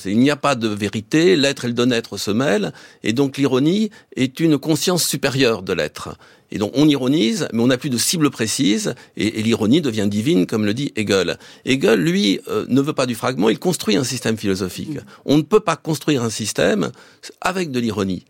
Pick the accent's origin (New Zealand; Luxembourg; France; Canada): France; chez nous au XXe siècle